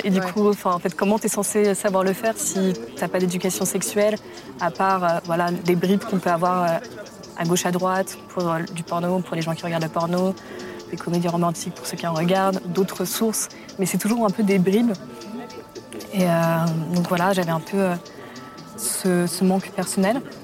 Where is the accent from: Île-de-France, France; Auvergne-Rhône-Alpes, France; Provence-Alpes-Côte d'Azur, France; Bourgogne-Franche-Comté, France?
Île-de-France, France; Paris; also born or lived in Germany / Poland; je, suis arrivée à Paris, en grande section de maternelle, dans le 9e arrondissement. Et euh, je suis à Paris depuis